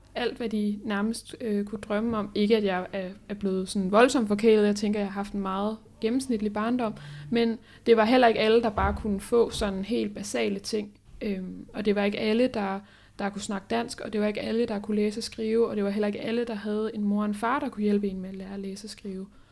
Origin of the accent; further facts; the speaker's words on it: Holbæk, Zealand, Denmark; jeg kommer fra Holbæk